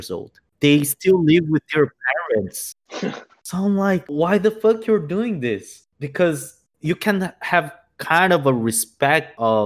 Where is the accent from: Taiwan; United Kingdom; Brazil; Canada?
Brazil; moved away; I'm from Brazil.